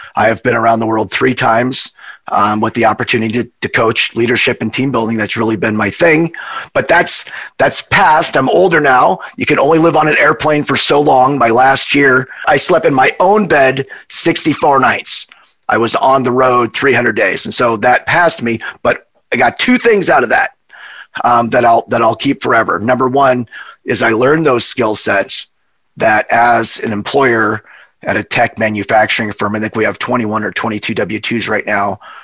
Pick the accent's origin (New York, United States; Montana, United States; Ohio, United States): Montana, United States; moved away as an adult; also born or lived in Hawaii; we're from Montana we're cowboys.